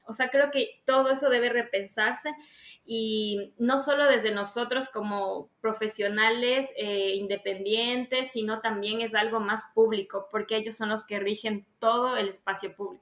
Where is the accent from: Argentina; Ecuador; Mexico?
Ecuador; Ambato, Tungurahua; also born or lived in Quito, Ecuador / Guayaquil, Ecuador; soy ambateña